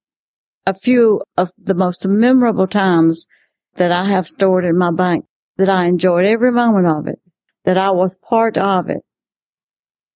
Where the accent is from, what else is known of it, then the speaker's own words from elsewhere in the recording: Spartanburg, South Carolina, United States; moved away; I am from Spartanburg, South Carolina